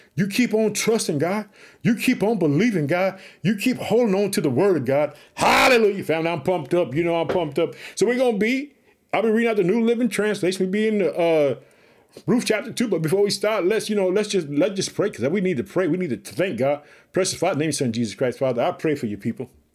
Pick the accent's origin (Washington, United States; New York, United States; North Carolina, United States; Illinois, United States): Illinois, United States; Chicago